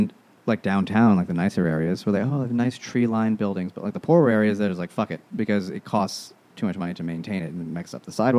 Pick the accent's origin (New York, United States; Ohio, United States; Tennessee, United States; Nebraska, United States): New York, United States; New York City; where I grew up in Eastern Queens, it was more suburban.